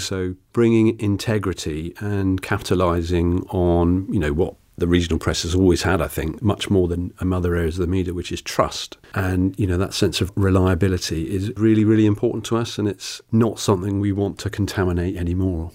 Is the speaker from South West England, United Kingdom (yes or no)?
yes; Tiverton, South West England, United Kingdom; my first job was at the Tiverton Gazette, which is my hometown paper